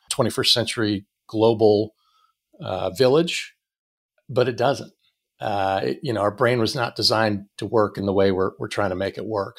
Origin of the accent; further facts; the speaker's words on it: Erie, Pennsylvania, United States; moved away as an adult; also born or lived in Pittsburgh; I grew up in Erie